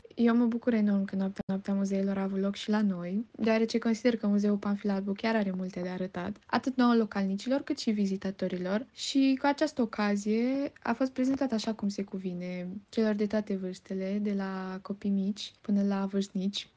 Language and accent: Romanian; Țara Moților, Alba County, Romania; ca și preot, ca și moț în primul rând